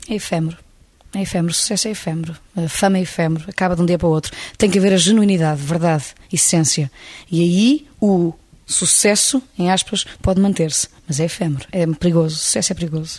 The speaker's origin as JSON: {"language": "Portuguese", "region": "Lisbon", "country": "Portugal", "tie": "born or raised there", "said": "Eu sou alfacinha de gema o mais possível. Eu, cidade de Lisboa é a grande paixão da minha vida"}